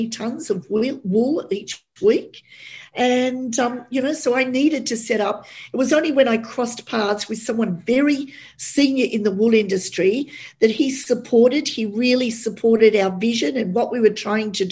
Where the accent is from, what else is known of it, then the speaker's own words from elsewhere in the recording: Australia; an Aussie girl